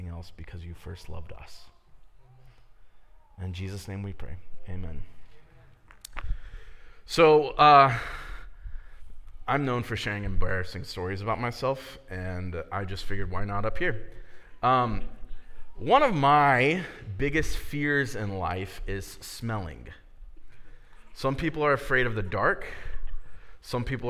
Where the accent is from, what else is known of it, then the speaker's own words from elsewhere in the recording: Miamisburg, Ohio, United States; also born or lived in Dayton, Ohio; I grew up in Miamisburg